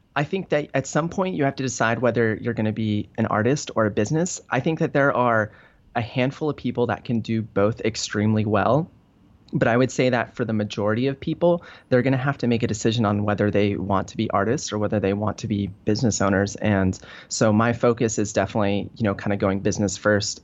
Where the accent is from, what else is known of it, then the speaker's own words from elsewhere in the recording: Denver, Colorado, United States; moved away as an adult; now in Venice, California, United States; I, uh, grew up in Denver. So I grew up in Colorado.